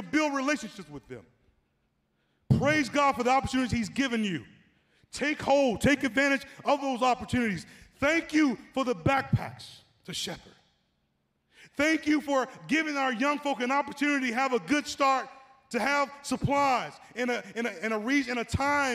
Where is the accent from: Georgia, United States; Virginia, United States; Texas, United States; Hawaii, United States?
Georgia, United States; Atlanta; moved away; when I was 10 years old, growing up in Atlanta